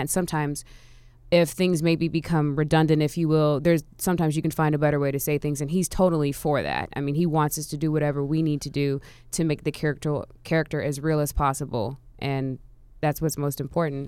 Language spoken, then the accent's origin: English; Orlando, Florida, United States; now in Atlanta, United States; I'm actually originally from Orlando